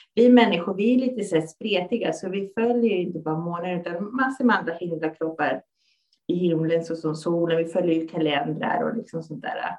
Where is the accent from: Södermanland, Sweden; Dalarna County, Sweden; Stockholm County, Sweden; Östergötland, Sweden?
Stockholm County, Sweden; Stockholm; Jag är född och uppvuxen här i Stockholm och mina föräldrar kommer från Chile.